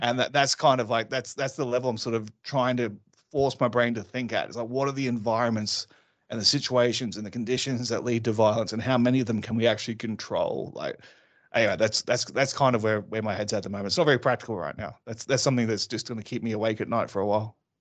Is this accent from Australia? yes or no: yes; Australia; also born or lived in London; I'm Australian